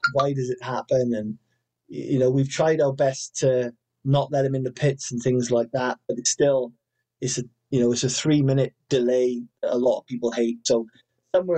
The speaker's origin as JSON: {"language": "English", "region": "Wales", "country": "United Kingdom", "said": "I'm Welsh. You know, we've got a dragon on the flag"}